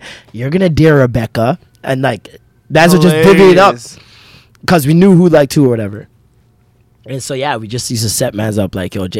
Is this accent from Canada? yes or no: yes; Canada; I'm Canadian as lit.